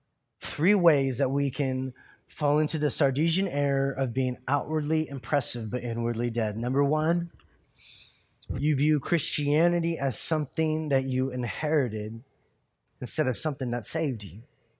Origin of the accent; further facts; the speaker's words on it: California, United States; born there; I was born in California, and so therefore I'm American.